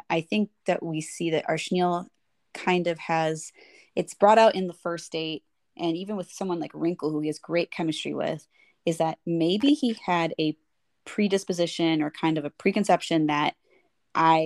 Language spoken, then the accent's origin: English; United States; first language English; ABCDs like us